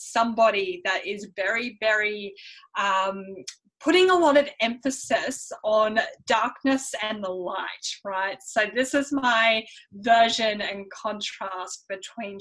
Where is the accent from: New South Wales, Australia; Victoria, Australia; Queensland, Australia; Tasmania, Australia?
Queensland, Australia; Brisbane; accent: Australian mixed with European; born in Australia, just have a European parent